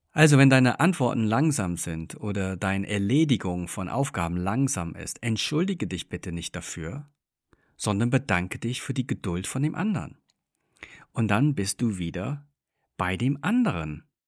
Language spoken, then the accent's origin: German; England, United Kingdom; moved away; ich bin gebürtiger Engländer, das heißt, wir sind großgezogen mit einem extrem hohen Fokus auf Freundlichkeit